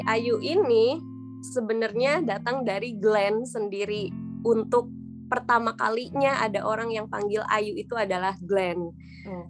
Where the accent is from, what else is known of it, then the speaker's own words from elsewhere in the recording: Sukabumi, West Java, Indonesia; aku lahir di Sukabumi uh, kalau misalkan nggak tahu Sukabumi itu di Jawa Barat jadi asli Sunda